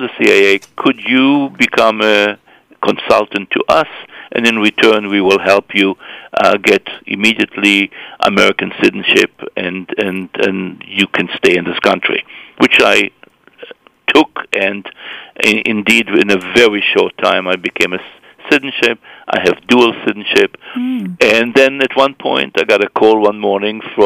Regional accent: Israel; born or raised there; moved away

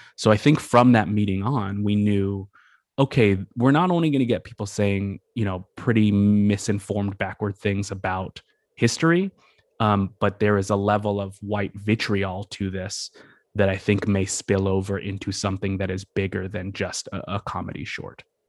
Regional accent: Massachusetts, United States; moved away as an adult; also born or lived in New York area / New Orleans; I grew up in Massachusetts and, uh, sort of the New York area.

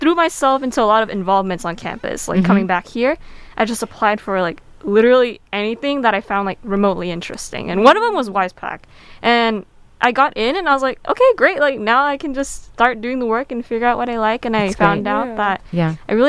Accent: Bay Area, Northern California, United States; moved away as an adult; now in Southern California, United States; Although I'm not an international student, I'm not from SoCal, so I'm from the Bay Area, NorCal.

